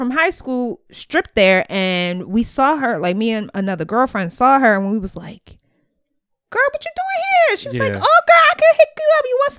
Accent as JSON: {"language": "English", "town": "Newark", "region": "New Jersey", "country": "United States", "said": "I'm originally from Newark, New Jersey."}